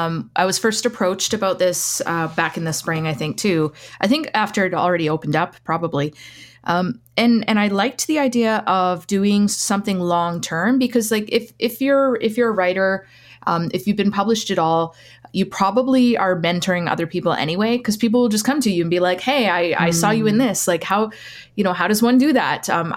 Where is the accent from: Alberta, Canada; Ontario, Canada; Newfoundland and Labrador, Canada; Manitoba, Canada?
Alberta, Canada; Lac Ste. Anne; now in Edmonton, Canada; So I'm Métis from Lac St. Anne, but living here in Edmonton right now.